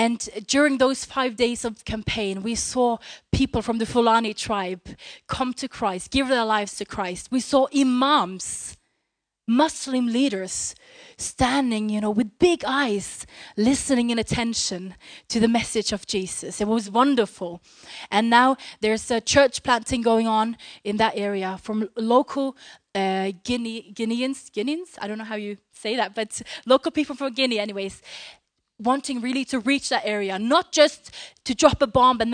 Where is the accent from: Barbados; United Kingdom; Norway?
Norway; English is a second language; We come from Norway, and we both preach together